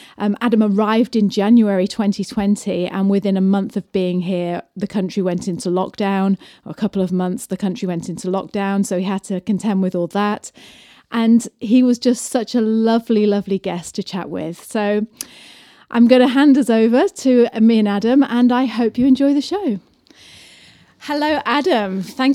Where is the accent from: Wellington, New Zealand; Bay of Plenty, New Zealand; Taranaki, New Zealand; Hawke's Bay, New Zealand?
Taranaki, New Zealand; New Plymouth; we're from New Plymouth.